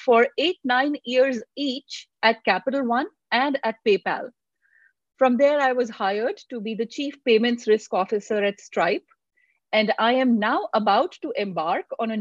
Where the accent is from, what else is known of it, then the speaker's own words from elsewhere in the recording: Delhi, India; moved away as an adult; also born or lived in Pilani, India; now in United States; I grew up in India, in Delhi, in a loving family.